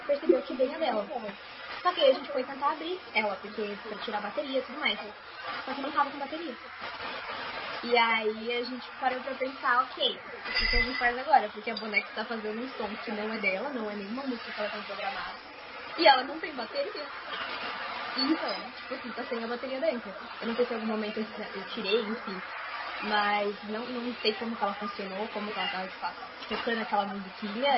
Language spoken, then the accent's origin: Portuguese; interior of São Paulo, Brazil; also born or lived in Sorocaba; Mas aqui em Sorocaba, por exemplo, que é onde eu moro, eu sou do interior de São Paulo